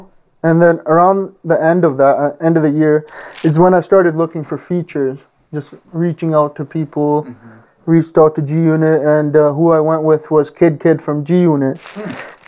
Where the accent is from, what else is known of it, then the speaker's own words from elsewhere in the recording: Calgary, Alberta, Canada; I was born and raised in Calgary. I was born at Peter Lougheed.